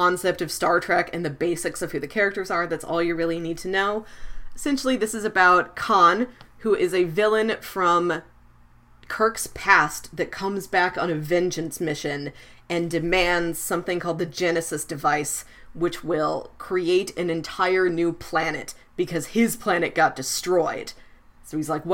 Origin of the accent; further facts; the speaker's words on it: Missouri, United States; my home state of Missouri